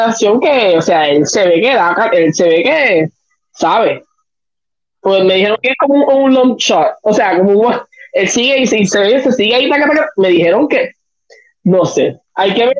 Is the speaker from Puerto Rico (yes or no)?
yes; Puerto Rico; nosotros como puertorriqueños.